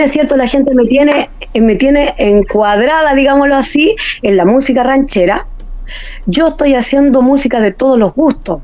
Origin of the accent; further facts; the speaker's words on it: Magallanes and Chilean Antarctica, Chile; soy la rancherita de Magallanes